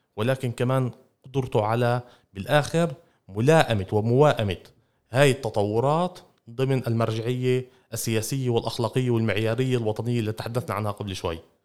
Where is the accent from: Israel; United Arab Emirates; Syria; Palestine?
Israel; بسبب كوننا عرب فلسطينيين وبسبب كوننا مواطنين في اسرائيل